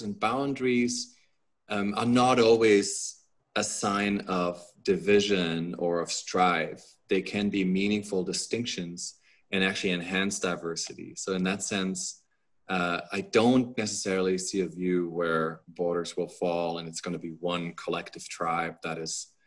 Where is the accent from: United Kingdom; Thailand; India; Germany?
Germany; moved away; also born or lived in United States; I am a German and an American citizen.